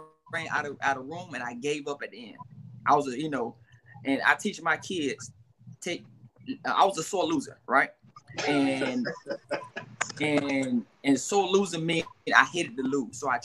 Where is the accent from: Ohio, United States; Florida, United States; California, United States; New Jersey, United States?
Florida, United States; Miami; I'm a kid from the projects. I'm from Miami, Florida. I'm from a rough area. And we was raised a certain way.